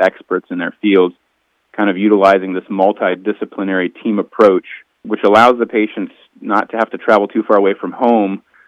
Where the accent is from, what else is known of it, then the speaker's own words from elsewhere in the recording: North Carolina, United States; moved away as an adult; also born or lived in Virginia; Both my wife and I are actually born and raised in North Carolina